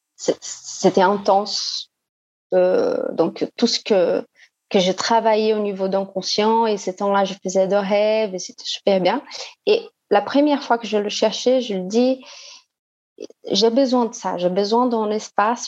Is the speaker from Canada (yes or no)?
no; Brazil; French is a second language; also born or lived in Lyon, France; now in Belo Horizonte, Brazil; Je suis brésilienne